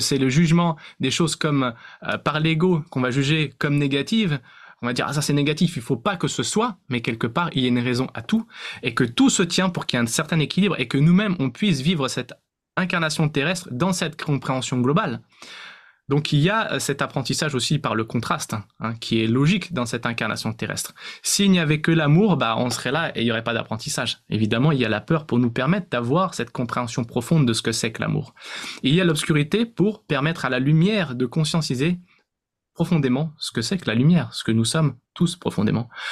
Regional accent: France; on est né en France, euh, On a certainement, euh, beaucoup de, de, de points communs parce qu'on est français

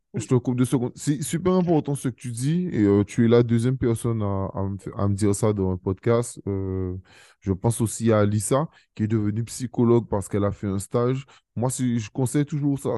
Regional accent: Sainte-Rose, Guadeloupe; je connais le lycée Aaron parce que j'y étais à ce lycée et je connais très bien Bébel parce que j'étais à ce collège aussi, euh, parce que je suis de Sainte-Rose.

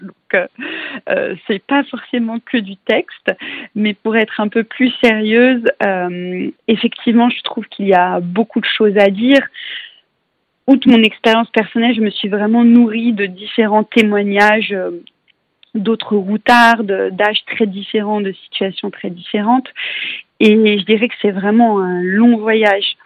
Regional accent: Paris, Île-de-France, France; je suis parisienne

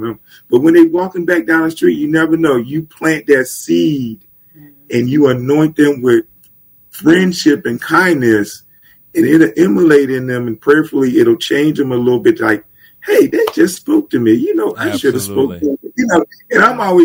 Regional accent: Germantown, United States; growing up in Germantown, we had the local drug dealers and stuff

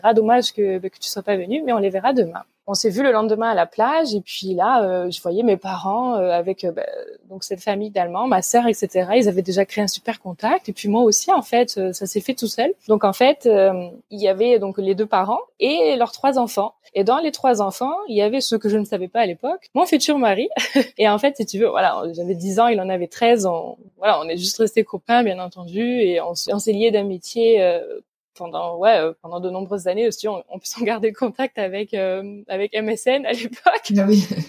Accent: Provence-Alpes-Côte d'Azur, France; first language French; moved away as an adult; now in Bremerhaven, Germany; je suis née sur euh, la Côte d'Azur et j'ai grandi en Provence.

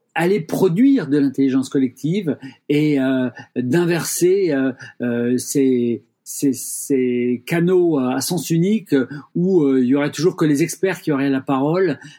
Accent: Rennes, Brittany, France; je suis rennais

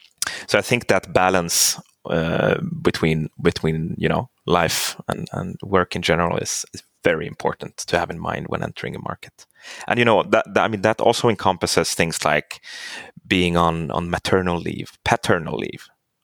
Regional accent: Stockholm, Stockholm County, Sweden; English is a second language; moved away as an adult; now in Finland; I'm born and raised in Stockholm, but I speak Finnish.

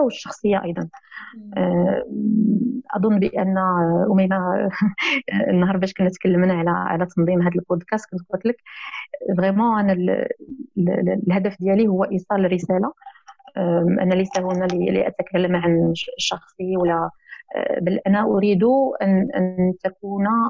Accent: Rabat, Rabat-Salé-Kénitra, Morocco; من مواليد مدينه الرباط

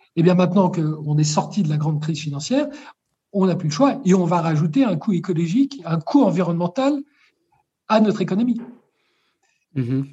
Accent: France; quand je suis né en France

